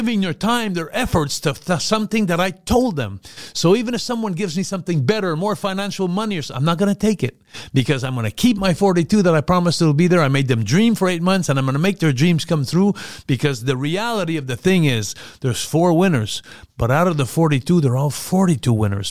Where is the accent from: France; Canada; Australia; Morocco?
Canada; Montreal, Quebec; Montreal, my hometown